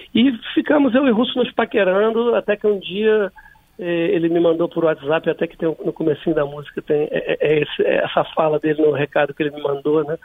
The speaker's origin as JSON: {"language": "Portuguese", "region": "Rio de Janeiro", "country": "Brazil", "said": "sou da Zona Norte e moro atualmente na Zona Sul"}